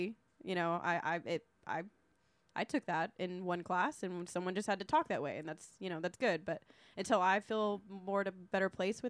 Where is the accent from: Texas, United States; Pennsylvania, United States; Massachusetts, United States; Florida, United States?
Texas, United States; Corpus Christi; Yeah, you know, I was from Corpus, dude.